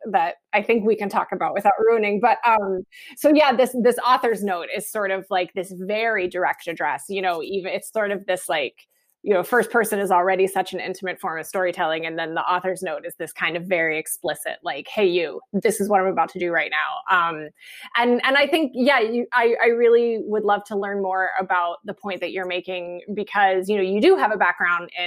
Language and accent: English; West Virginia, United States; moved away as an adult; also born or lived in New York; I went to NYU, but I'm from West Virginia